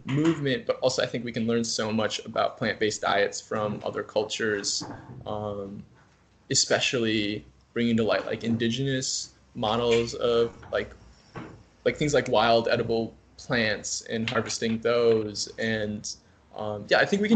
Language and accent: English; Wisconsin, United States; moved away as an adult; now in Minnesota, United States; I'm from Wisconsin